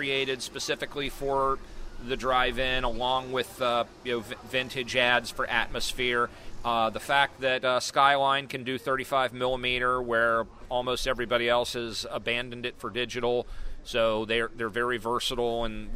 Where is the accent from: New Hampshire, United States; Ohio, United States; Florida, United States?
Ohio, United States; Cincinnati; moved away; when I was a kid growing up in Cincinnati